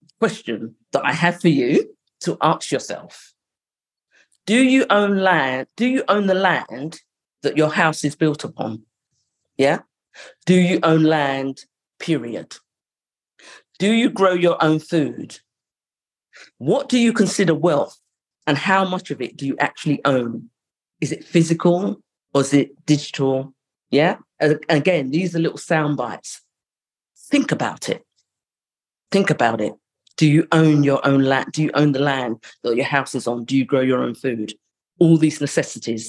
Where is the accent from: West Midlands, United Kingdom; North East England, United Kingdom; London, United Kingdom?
London, United Kingdom; I grew up in Highbury, which was a money area